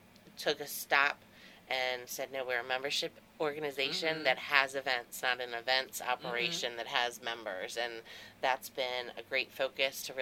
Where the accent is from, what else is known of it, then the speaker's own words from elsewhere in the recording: White Marsh, Maryland, United States; also born or lived in Harford County, Maryland; I'm born and raised in Maryland, Baltimore. I grew up in White Marsh